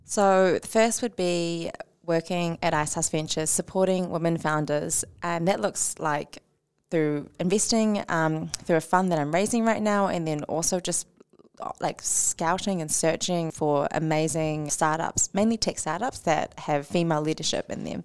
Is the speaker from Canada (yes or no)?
no; New Zealand; as Kiwi-, Kiwis